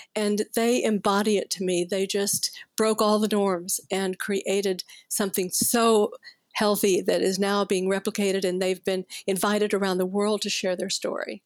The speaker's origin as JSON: {"language": "English", "town": "Fort Worth", "region": "Texas", "country": "United States", "tie": "born or raised there", "said": "I grew up in Cowtown and I could almost smell the stockyards from where I lived, right? It was Fort Worth, Texas."}